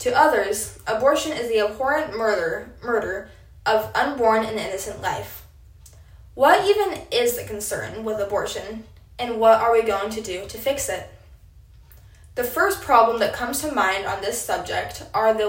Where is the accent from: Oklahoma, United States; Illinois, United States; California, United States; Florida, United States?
Oklahoma, United States; Apache; I am a sophomore from Apache, Oklahoma